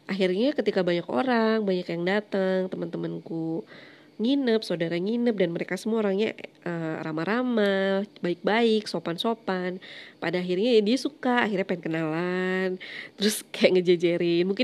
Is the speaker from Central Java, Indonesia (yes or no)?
no; Malang, East Java, Indonesia; jadi Malang itu kampung halamanku, aku aslinya Malang.